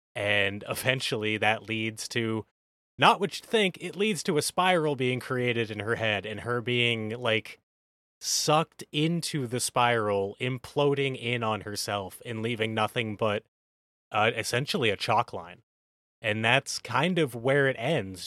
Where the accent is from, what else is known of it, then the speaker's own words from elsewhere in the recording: United States; we're from America